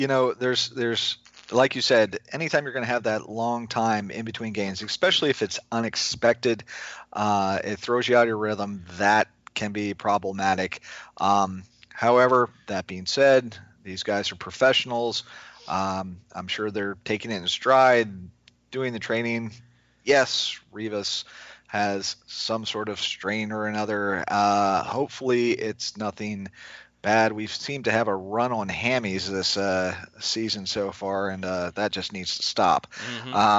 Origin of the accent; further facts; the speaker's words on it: Maryland, United States; now in Florida, United States; I grew up in Maryland